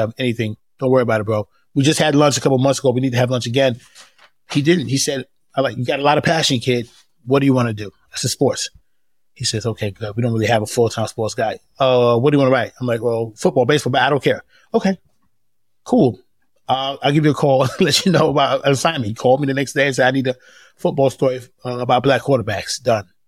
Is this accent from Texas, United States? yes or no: no; New York, United States; moved away as an adult; now in Atlanta, United States; When I grew up in New York in the eighties, everyone was black